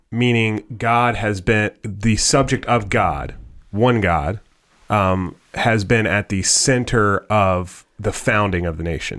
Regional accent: United States; I was born in the good old U S of A, and I'm thankful that I'm an American

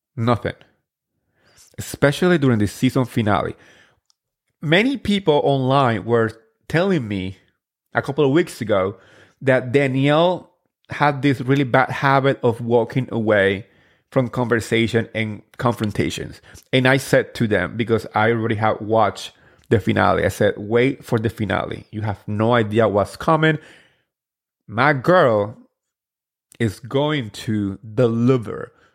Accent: New Jersey, United States; I'm from Jersey

